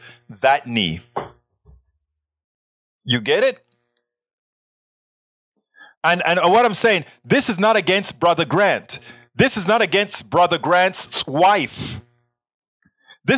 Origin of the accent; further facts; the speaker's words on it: Panama; English is a second language; moved away; I am from Panama. I grew up homophobic, sexist